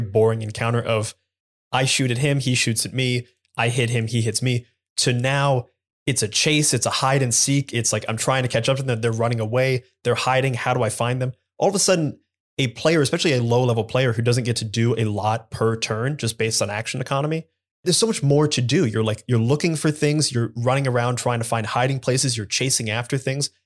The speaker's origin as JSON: {"language": "English", "town": "Columbus", "region": "Ohio", "country": "United States", "said": "I'm from Columbus, Ohio"}